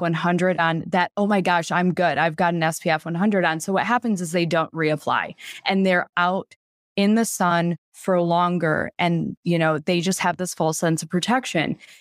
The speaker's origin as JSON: {"language": "English", "region": "Michigan", "country": "United States", "tie": "born or raised there", "said": "I grew up in Michigan where, you know, we did not get a lot of sunny days"}